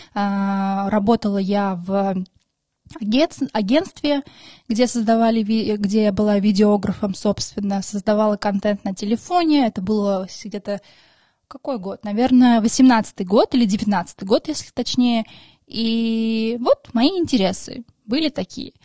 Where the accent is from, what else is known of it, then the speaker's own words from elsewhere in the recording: Moscow, Russia; Russian is a second language; also born or lived in Maralik, Shirak Province, Armenia; мне 24 года, я из Москвы. И я обожаю Москву, собственно, тут живу уже 20 лет